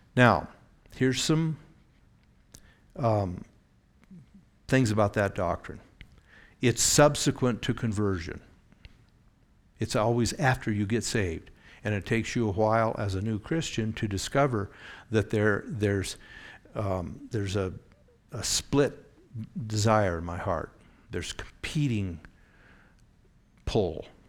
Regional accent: Oregon, United States; Growing up in Oregon, the beaches had a lot of undertow.

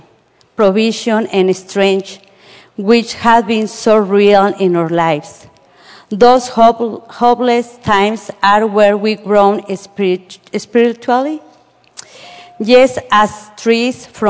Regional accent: Mexico City, Mexico; now in Indiana, United States; I were born in Mexico City. So Mexico City all the time is the same weather.

